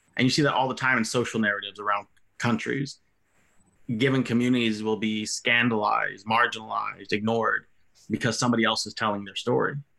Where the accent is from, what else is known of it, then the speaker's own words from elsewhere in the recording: United States; who lived 30 years in the country out of the 37 I've been alive, was told I'm not American enough anymore